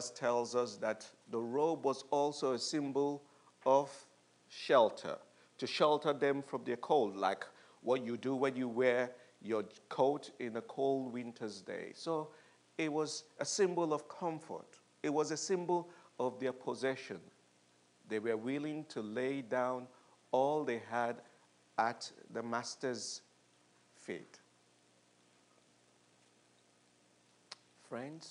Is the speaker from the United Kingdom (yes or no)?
yes; United Kingdom; we are British